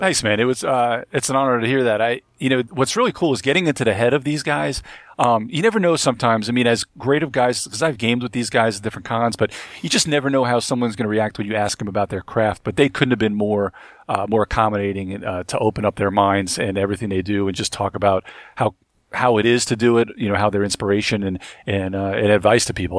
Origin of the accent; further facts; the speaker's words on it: Long Island / Brooklyn, New York, United States; moved away as an adult; now in North Carolina, United States; I'm actually from Long Island, too, so, and I, I grew up, uh, half my time in Brooklyn